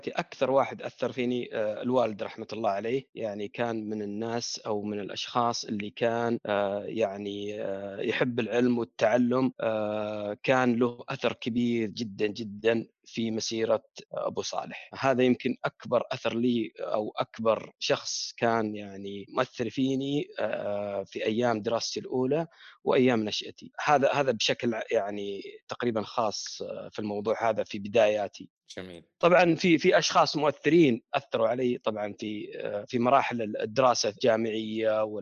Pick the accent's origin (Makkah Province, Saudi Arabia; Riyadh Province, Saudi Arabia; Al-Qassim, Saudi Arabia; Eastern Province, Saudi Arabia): Riyadh Province, Saudi Arabia; Riyadh; الابتدائيه بالسليمانيه يعني يمكن تذكرون كانت المدارس اول بالمدارس تسمى الجاهزه وغيرها وكانت يعني من المدارس القليله في الرياض